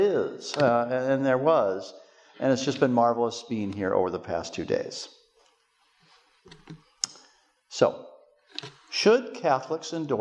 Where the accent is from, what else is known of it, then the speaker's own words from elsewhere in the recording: United States; an American lecturing outside the United States